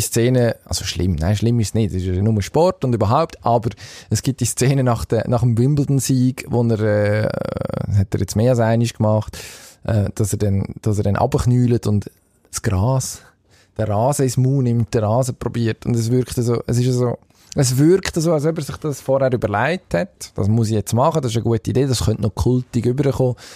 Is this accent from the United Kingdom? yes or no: no; Switzerland; als Schweizer